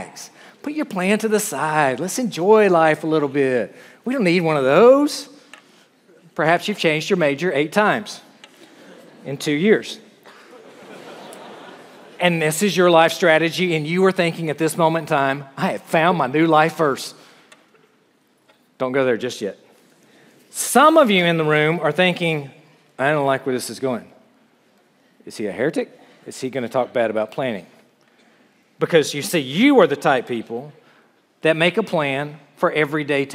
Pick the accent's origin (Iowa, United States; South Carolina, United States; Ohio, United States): South Carolina, United States; moved away as an adult; I grew up in South Carolina